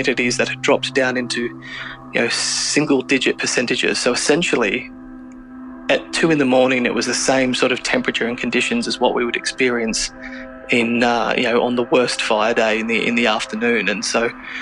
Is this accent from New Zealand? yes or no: no; Bega, New South Wales, Australia; now in Canberra, Australia; back in my hometown or near my hometown of Bega on the state's south coast